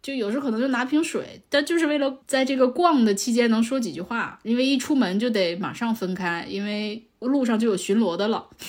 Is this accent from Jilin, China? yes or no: yes; Changchun, Jilin, China; now in Beijing, China; 我是长春人嘛。